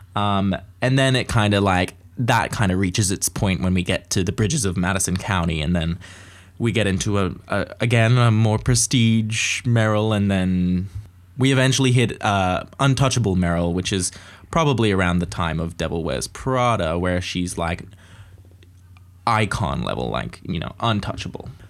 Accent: Australia; growing up in Australia, you get lots of opportunities

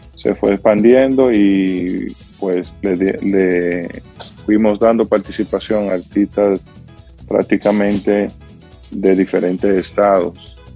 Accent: San José de las Matas, Santiago, Dominican Republic; moved away as an adult; also born or lived in New York, United States; now in Pennsylvania, United States; en mi pueblo natal, San José de las Matas

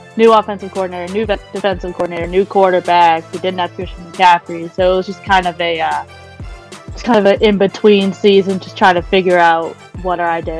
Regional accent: Charlotte, North Carolina, United States; now in Fort Mill, United States; I'm from the Charlotte area, living in the Fort Mill.

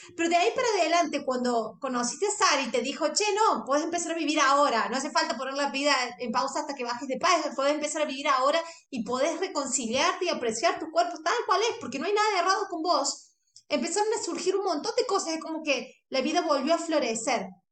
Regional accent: Argentina; yo soy argentina

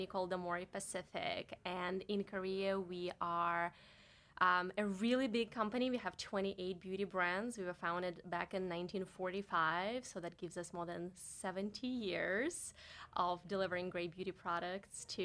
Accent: Barnaul, Altai Krai, Russia; English is a second language; moved away as an adult; now in New York, United States; I've never been that far away from my hometown back in Russia. I'm from Siberia, from a relatively small town called Barnaul

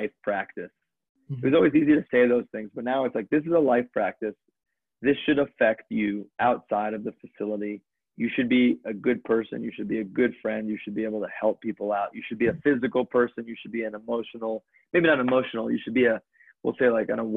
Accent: Connecticut, United States; I grew up in Connecticut

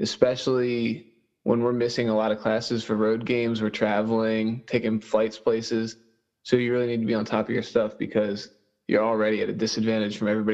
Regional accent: Perkiomen Valley, Pennsylvania, United States; I graduated from Perkiomen Valley in 2017.

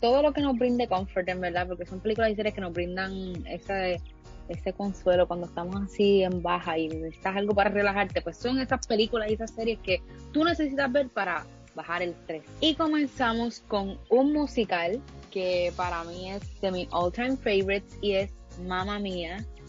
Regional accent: Puerto Rico; como buen puertorriqueño

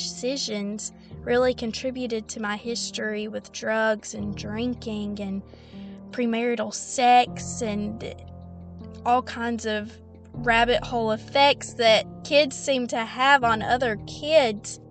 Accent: the Bible Belt, United States; Growing up in the Bible Belt

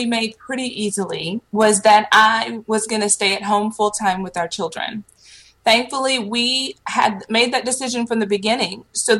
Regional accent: Petersburg, Virginia, United States; also born or lived in Panama City, Florida / San Antonio, Texas; So I originally am from Virginia. I was born in Petersburg, just south of Richmond. I lived in Virginia. We eventually moved to Panama City, Florida. And then I graduated high school in San Antonio, Texas.

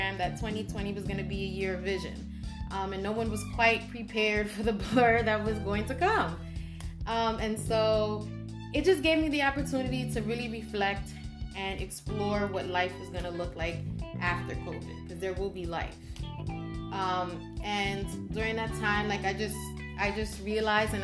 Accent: New York City, New York, United States; I grew up on Spofford Avenue, and it was across the street from a Spofford Juvenile Detention Center

